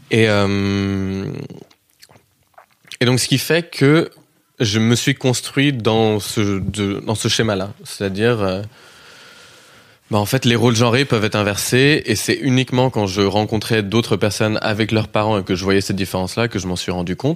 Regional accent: Kansas, United States; accent: Kansas; Ça vient du Kansas. J'ai un accent qui est assez inidentifiable en vrai, parce que beaucoup de gens ont, du mal à le situer, à le placer. Mais comme je suis rentré aux États-Unis

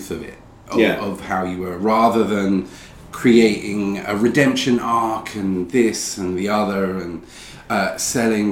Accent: Essex, East of England, United Kingdom; I grew up in Essex

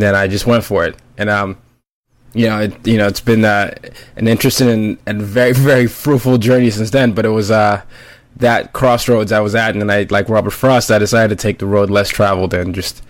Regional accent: Nigeria; also born or lived in five different countries; I'm Nigerian, and I ended up growing up in multiple countries, five different countries.

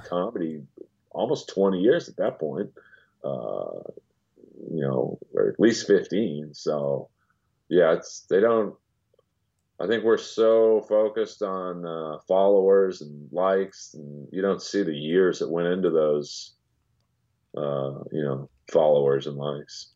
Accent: Los Angeles, California, United States; I grew up in the hills of Bel Air.

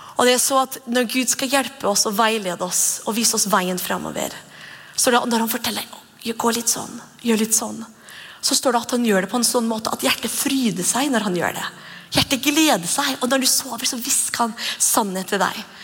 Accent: Norway; Vi er nordmenn

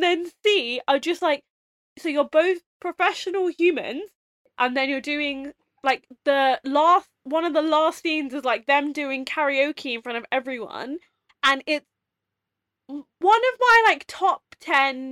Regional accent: London, United Kingdom; we're from London

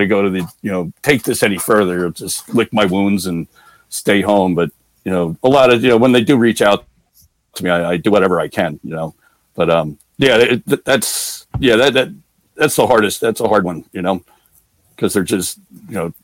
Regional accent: New Jersey, United States; I'm from New Jersey

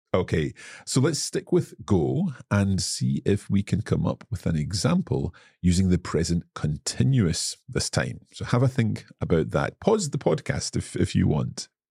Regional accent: Scotland, United Kingdom; I am from Scotland

